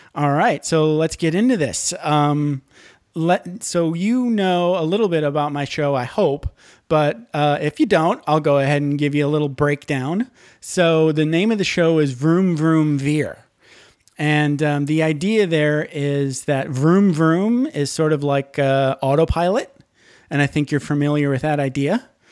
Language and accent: English; Michigan, United States; I grew up in Michigan